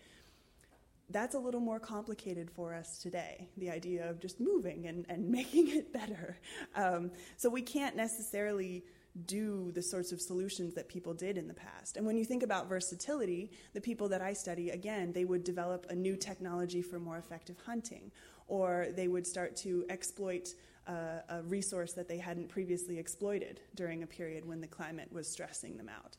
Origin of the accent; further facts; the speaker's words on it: United States; accent: American; I'm American